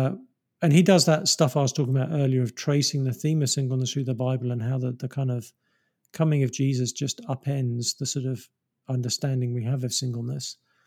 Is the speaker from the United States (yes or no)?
no; England, United Kingdom; I mean, I'm English, so I love English countryside